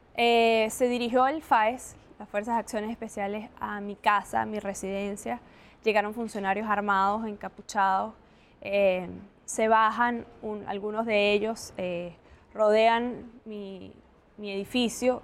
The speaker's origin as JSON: {"language": "Spanish", "country": "Venezuela", "said": "organizándonos como venezolanos"}